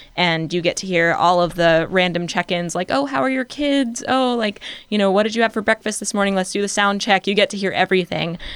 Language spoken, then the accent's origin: English; Richmond, Virginia, United States; I grew up in Richmond, Virginia